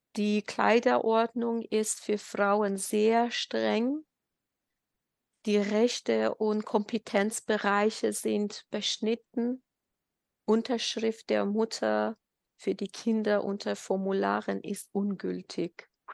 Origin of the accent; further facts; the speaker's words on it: Ilam Province, Iran; German is a second language; moved away as an adult; now in Germany; wir äh, haben damals äh, in unserem Staat, Heimatstaat Ilam gewohnt. Das ist äh, am Westen von Iran